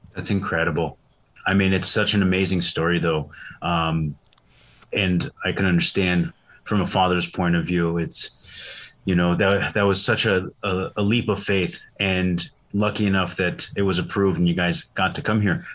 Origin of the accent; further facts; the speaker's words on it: Syria; I was born in Syria.